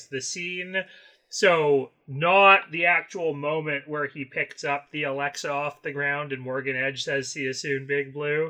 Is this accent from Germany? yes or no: no; Canada; being a Canadian